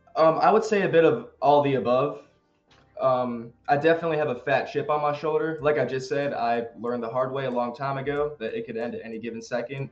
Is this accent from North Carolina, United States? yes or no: yes; Greensboro, North Carolina, United States; Greensboro, where I'm from, my hometown